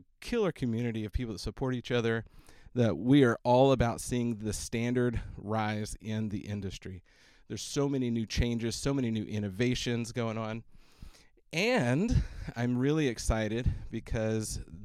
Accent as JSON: {"language": "English", "town": "Austin", "region": "Texas", "country": "United States", "tie": "born or raised there", "said": "it's in my hometown"}